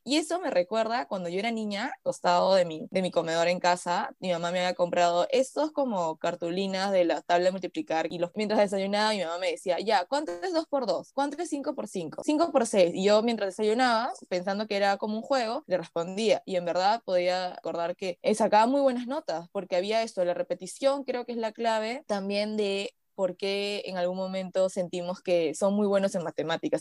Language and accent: Spanish; Peru; siendo peruanos